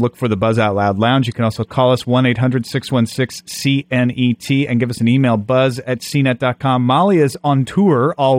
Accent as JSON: {"language": "English", "town": "Greenville", "region": "Illinois", "country": "United States", "said": "I'm from Greenville, Illinois, funnily enough."}